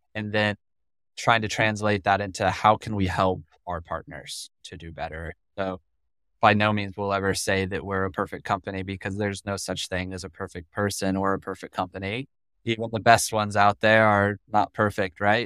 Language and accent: English; Colorado, United States; I'm from Colorado.